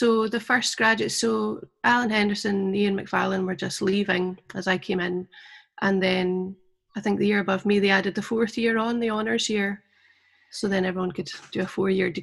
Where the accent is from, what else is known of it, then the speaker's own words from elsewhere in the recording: the Borders, Scotland, United Kingdom; also born or lived in Glasgow; I grew up in the Borders